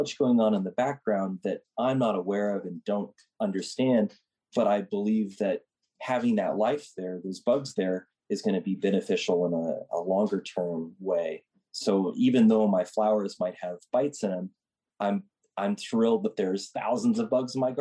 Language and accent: English; Nebraska, United States; moved away; I grew up in Nebraska and helped in a garden there